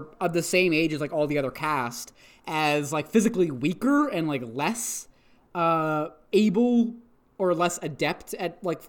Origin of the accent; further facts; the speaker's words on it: Canada; I am from Canada, thank you. I was born here. I am a citizen.